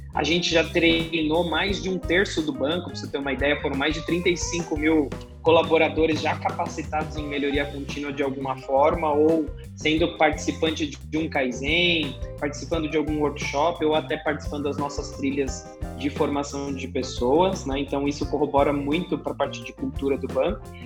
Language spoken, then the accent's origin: Portuguese; São Paulo, Brazil; Sou natural aqui de, de São Paulo mesmo.